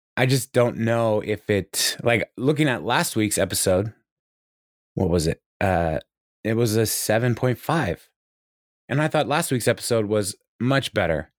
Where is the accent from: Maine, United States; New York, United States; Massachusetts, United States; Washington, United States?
Washington, United States; Kirkland; moved away; I grew up in Kirkland, Washington